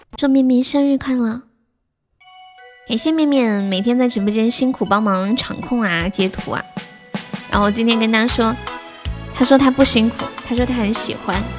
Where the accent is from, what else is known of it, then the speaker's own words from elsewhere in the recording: Sichuan, China; moved away as an adult; also born or lived in Shenzhen; 我是四川的呀。我是四川的